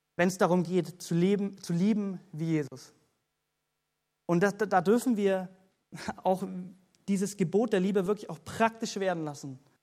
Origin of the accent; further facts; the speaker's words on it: Germany; wie als Deutsche, wie als solche Christen